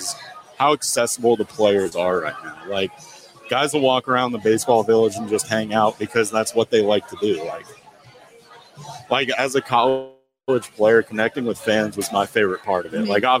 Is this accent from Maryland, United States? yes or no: yes; near University of Maryland, United States; I grew up near University of Maryland.